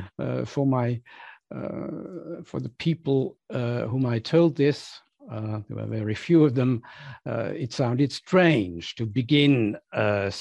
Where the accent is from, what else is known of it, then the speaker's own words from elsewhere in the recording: Switzerland; when I was outside Switzerland, when I left the narrow world of where I grew up for the first time for 6 months